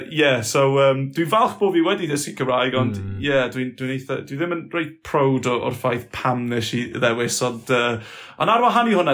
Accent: Flintshire, Wales, United Kingdom; first language English; Welsh is a second language; also born or lived in Aberystwyth; tyfu fy ni yn, yn hen Sir Flint yma, coed llai oedd enw'r y, y, pentre, ac eto oedd y ambell i berson yn siarad Cymraeg, ond oedden ni ddim yn siarad Cymraeg yma nhw, uh, ond oedd ddim Cymraeg yn y teulu

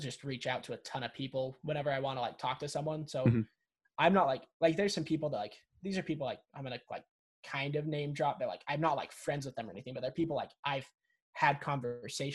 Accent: Salt Lake City, Utah, United States; I'm from Salt Lake City, Utah

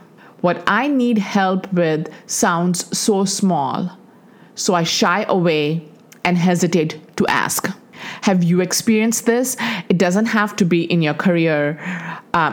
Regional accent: Dubai, United Arab Emirates; moved away as an adult; also born or lived in India; We grew up in Dubai, and in the 80s, when we graduated from high school, there were no colleges in Dubai

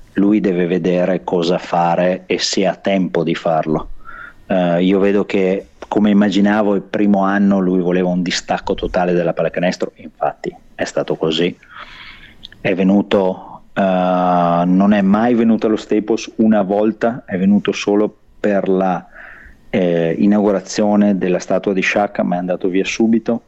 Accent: Verona, Veneto, Italy; moved away as an adult; now in Los Angeles, United States; io vengo da Verona

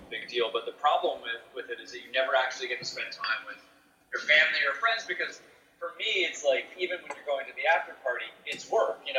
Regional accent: Toronto, Ontario, Canada; the Toronto Raptors, my, my hometown team

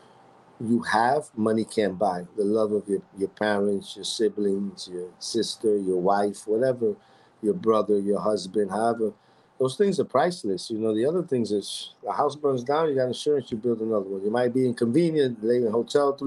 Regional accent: New York City, New York, United States; I was born in Roosevelt Hospital, and I was born and raised in the Heights my whole life

